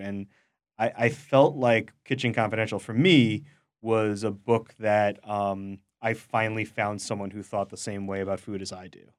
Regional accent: New York City, New York, United States; I am also from Queens

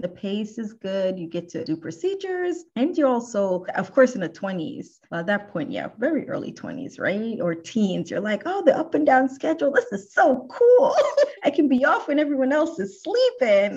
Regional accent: New Jersey, United States; moved away as an adult; now in Houston, United States; all of my formative years, I grew up in New Jersey and I've been in Houston for almost 14 years

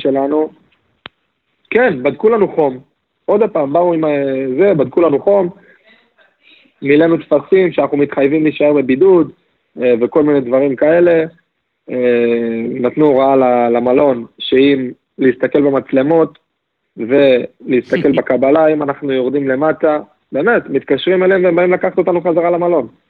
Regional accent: Israel; לנו כישראלים

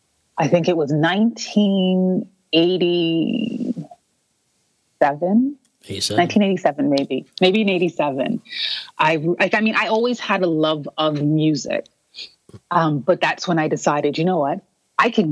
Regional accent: Toronto, Ontario, Canada; I was born and raised in Toronto, Ontario, for those who don't know, in Canada

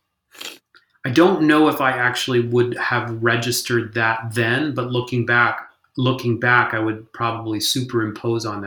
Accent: Hong Kong; moved away; We had one channel on the television because I grew up in Hong Kong

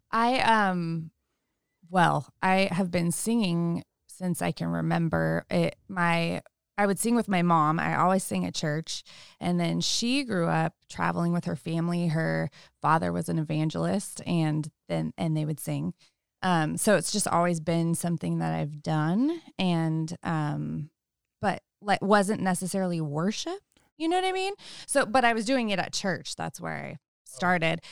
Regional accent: Sebastopol, California, United States; I grew up in Sonoma County in Sebastopol

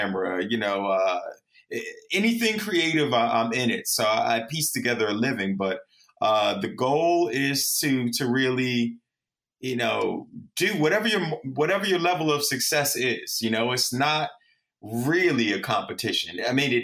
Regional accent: New York City, New York, United States; I was born and raised in the Bronx, New York

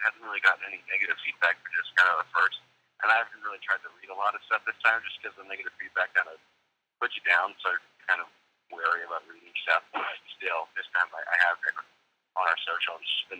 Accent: United States; I'm from Virginia, North Carolina border.

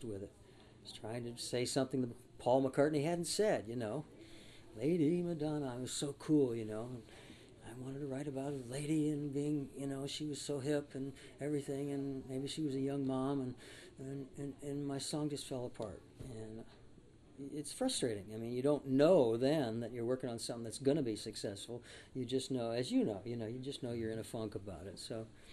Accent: Coachella Valley, California, United States; also born or lived in Hollywood, Los Angeles; I was in the Coachella Valley, which is a desert area south of Los Angeles, and going to school there. Before that, I was born in Hollywood. I'm actually a native of Hollywood

